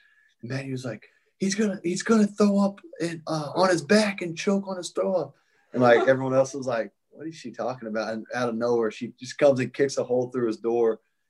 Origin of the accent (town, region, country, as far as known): Franklin, Tennessee, United States; born or raised there; moved away as an adult; also born or lived in Iowa